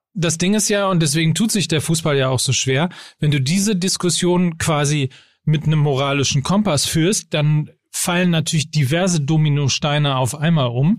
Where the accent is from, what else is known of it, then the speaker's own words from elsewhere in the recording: North Rhine-Westphalia, Germany; Und als Ostwestfale